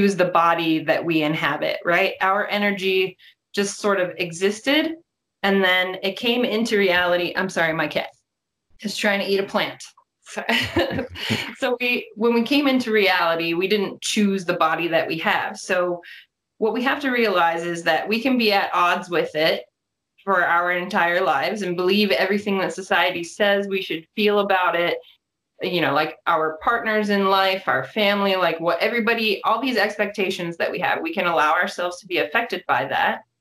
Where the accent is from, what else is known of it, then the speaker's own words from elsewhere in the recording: Columbus, Ohio, United States; I'm from Columbus, Ohio